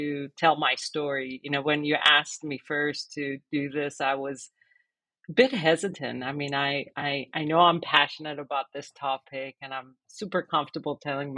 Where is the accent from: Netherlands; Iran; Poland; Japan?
Iran; Tehran, Tehran Province; moved away; I was born in 69 in Tehran.